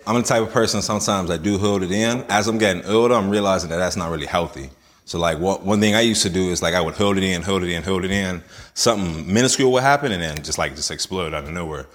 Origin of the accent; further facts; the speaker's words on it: Bermuda; moved away; also born or lived in Ohio / England / America; I was born in Ohio, but raised in Bermuda.